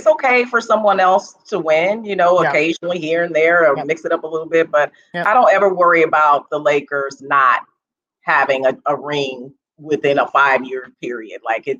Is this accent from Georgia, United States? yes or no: no; Los Angeles, California, United States; also born or lived in St. Louis, Missouri; Well, I grew up in Los Angeles. I was born in St. Louis, but raised in Los Angeles, California.